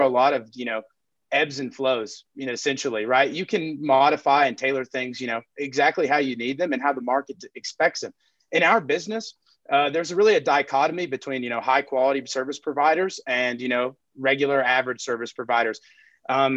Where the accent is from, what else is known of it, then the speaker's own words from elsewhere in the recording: Texas Panhandle, United States; I'm from the Texas Panhandle.